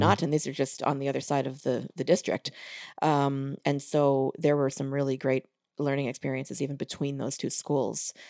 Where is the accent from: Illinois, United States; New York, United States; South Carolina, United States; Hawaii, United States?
New York, United States; Long Island; moved away; growing up in New York, it's a, it's a great place for music education.